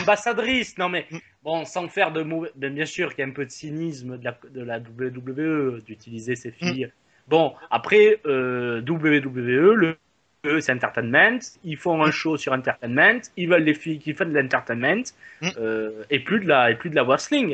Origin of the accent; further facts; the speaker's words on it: France; comme chez nous en France